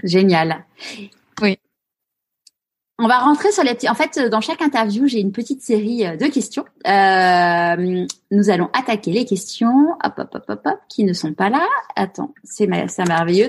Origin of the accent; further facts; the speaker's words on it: Paris, Île-de-France, France; moved away as an adult; now in Marseille, France; étant parisienne, une vraie parisienne née à Paris